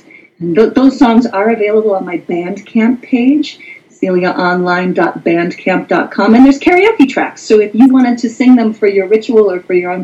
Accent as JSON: {"language": "English", "region": "Wisconsin", "country": "United States", "tie": "born or raised there", "also_born_or_lived": "New York City", "moved": "yes", "said": "I'm from Wisconsin. I grew up on a farm."}